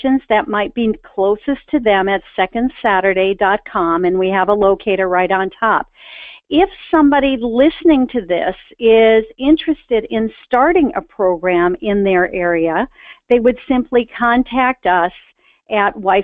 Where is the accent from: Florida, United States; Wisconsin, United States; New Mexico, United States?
Wisconsin, United States; Milwaukee; I grew up in Milwaukee, Wisconsin.